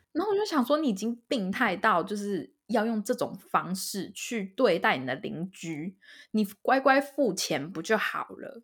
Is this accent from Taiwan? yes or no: yes; Taiwan; moved away as an adult; now in Canada; 我也是台湾人